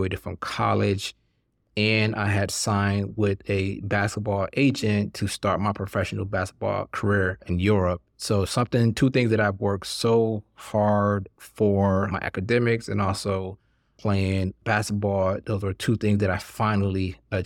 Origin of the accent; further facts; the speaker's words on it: Highland Park, Michigan, United States; also born or lived in Hartford, Connecticut; I was born in Hartford, Connecticut, but I spent most of my childhood in Highland Park, Michigan, which is a city within the city limits of Detroit, Michigan